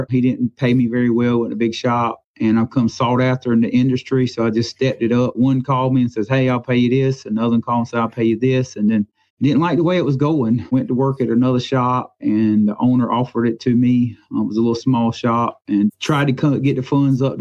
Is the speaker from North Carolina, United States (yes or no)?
no; Florence, South Carolina, United States; also born or lived in Pamlico, South Carolina; I grew up in Florence, South Carolina